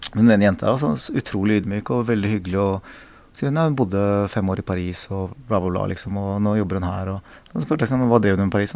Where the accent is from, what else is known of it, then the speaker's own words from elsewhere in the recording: South Korea; now in Norway; jeg kommer fra Korea